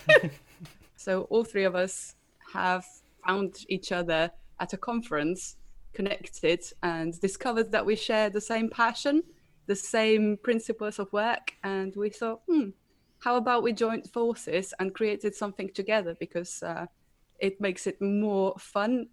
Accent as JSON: {"language": "English", "country": "Slovenia", "moved": "as an adult", "lives_now": "United Kingdom", "said": "I'm originally from Slovenia, moved over to the UK uh, about two years ago"}